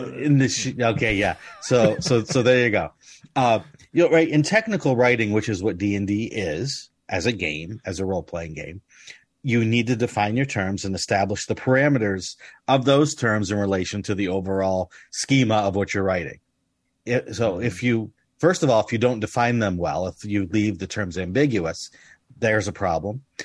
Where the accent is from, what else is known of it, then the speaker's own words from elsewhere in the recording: United States; I grew up in the United States